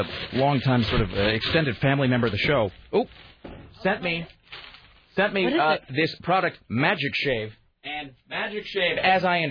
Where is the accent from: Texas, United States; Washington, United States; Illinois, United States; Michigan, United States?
Washington, United States; Southeast; I was in Southeast Washington